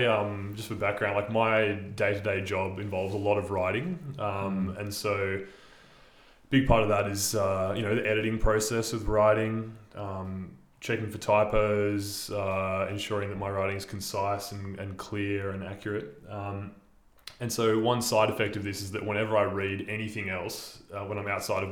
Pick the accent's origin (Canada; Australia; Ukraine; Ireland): Australia; Illawarra, New South Wales; my hometown, the Illawarra